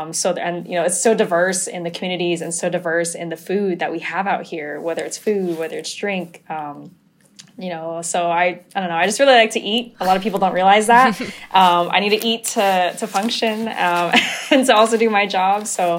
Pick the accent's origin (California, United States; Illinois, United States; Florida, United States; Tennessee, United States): California, United States; Southern; I grew up primarily in Southern California to immigrant parents. My father is immigrated here from Vietnam in the 80s, and my mom came here from Cambodia. They actually met here on the East Coast, migrated to California